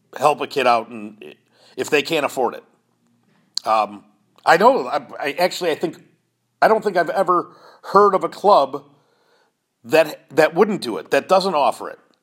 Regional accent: Chicago, Illinois, United States; now in Indiana, United States; I'm originally from Chicago

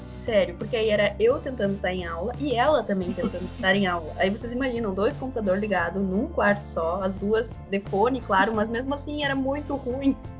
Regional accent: São Borja, Rio Grande do Sul, Brazil; eu sou de São Borja, é 180 quilômetros mais ou menos de Uruguaiana

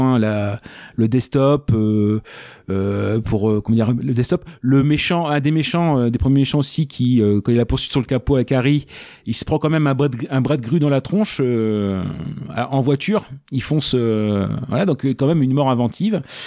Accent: France; comme on est français

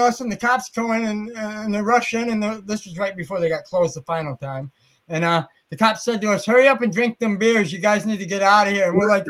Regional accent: Muskegon, Michigan, United States; I'm from Muskegon.

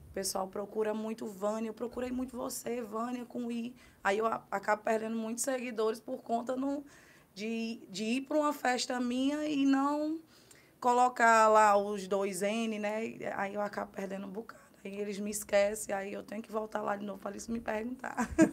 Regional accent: Guaraciaba do Norte, Ceará, Brazil; moved away as an adult; now in Carnaubais, Brazil; Eu sou da cidade de Guaraciaba do Norte, é, no Ceará

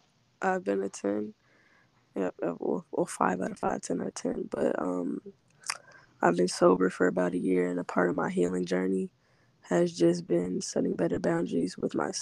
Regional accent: Cincinnati, Ohio, United States; I'm from Cincinnati, Ohio.

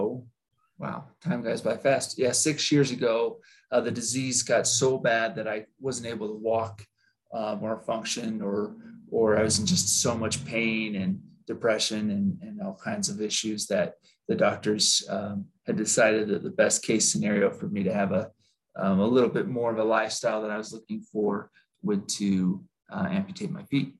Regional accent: Utah, United States; I was born and raised in Utah

